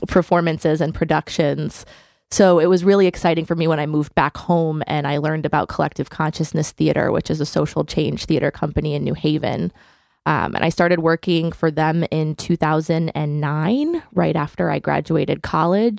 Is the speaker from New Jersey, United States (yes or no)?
no; Hamden, Connecticut, United States; I grew up in Hamden, Connecticut